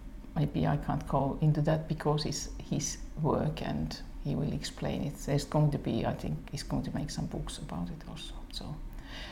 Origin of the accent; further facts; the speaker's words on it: Imatra, South Karelia, Finland; it's my hometown actually